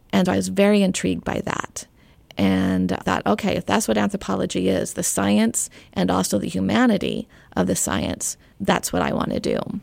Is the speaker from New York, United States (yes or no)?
no; Arizona, United States; now in Knoxville, United States; I grew up in Arizona